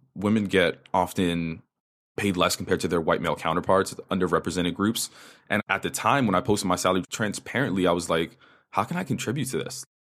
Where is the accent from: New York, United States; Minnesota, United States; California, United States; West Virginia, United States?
New York, United States; first language Spanish; English is a second language; So, native New Yorker, I grew up in the Upper West Side of New York in a Dominican household.